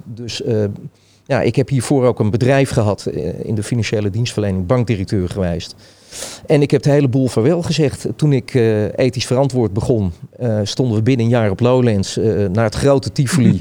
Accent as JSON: {"language": "Dutch", "town": "Hilversum", "region": "North Holland", "country": "Netherlands", "tie": "born or raised there", "also_born_or_lived": "Amsterdam / Utrecht", "moved": "as an adult", "said": "ik kom oorspronkelijk uit Hilversum."}